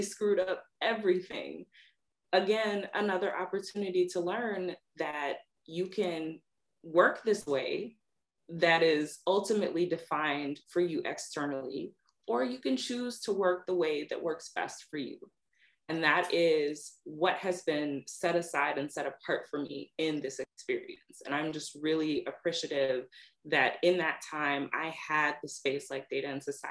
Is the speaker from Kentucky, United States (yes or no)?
yes; Lexington, Kentucky, United States; moved away; also born or lived in Virginia; growing up in Lexington, Kentucky